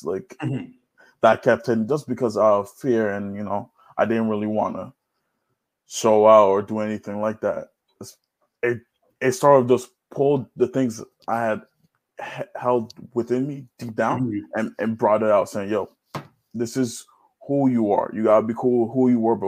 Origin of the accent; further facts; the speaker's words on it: Nigeria; now in New York, United States; growing up, especially as a Nigerian